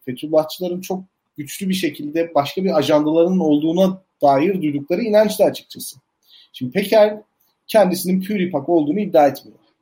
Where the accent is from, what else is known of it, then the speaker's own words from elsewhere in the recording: Elazığ, Elazığ Province, Turkey; ben Elazığ'da doğdum büyüdüm.